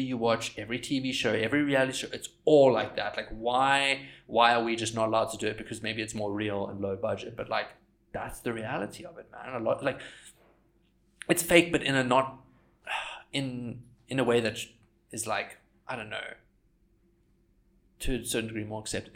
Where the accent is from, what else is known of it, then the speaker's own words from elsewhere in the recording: South Africa; growing up in South Africa and surfing in South Africa